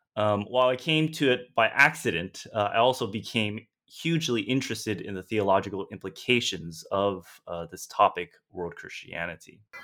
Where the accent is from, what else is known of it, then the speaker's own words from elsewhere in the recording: San Gabriel Valley, Los Angeles County, Southern California, United States; moved away; also born or lived in Vancouver; I'm a Chinese American, born and raised in Southern California, and I grew up in a region of uh, Los Angeles County known as San Gabriel Valley or the SGV